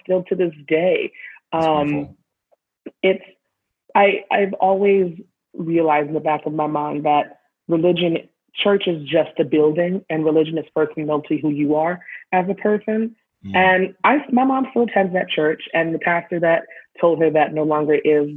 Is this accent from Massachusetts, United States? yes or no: yes; Boston area, Massachusetts, United States; moved away; also born or lived in Alabama; I grew up in Boston, a lot of miles out of Boston